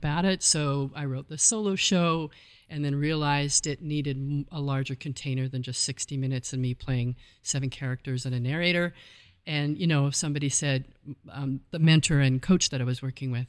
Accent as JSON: {"language": "English", "town": "Calgary", "region": "Alberta", "country": "Canada", "tie": "born or raised there", "also_born_or_lived": "New York", "moved": "yes", "said": "I grew up in Calgary, Alberta, Canada"}